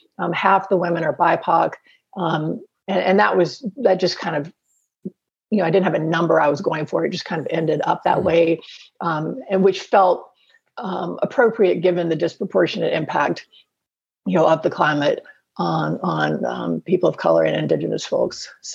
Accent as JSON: {"language": "English", "region": "Alabama", "country": "United States", "tie": "born or raised there", "moved": "yes", "lives_now": "North Carolina, United States", "said": "And I grew up in Alabama, on the coast of Alabama, and now live in North Carolina."}